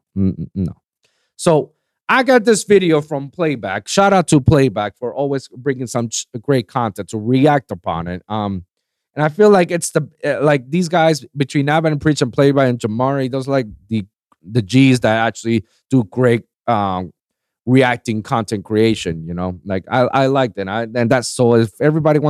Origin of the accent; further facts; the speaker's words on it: Puerto Rico; I'm from Puerto Rico